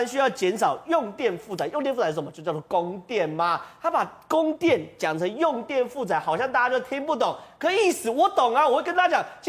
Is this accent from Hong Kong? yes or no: no; northern Taiwan, Taiwan; 所以变成说我北部人，我们其实很对不起南部，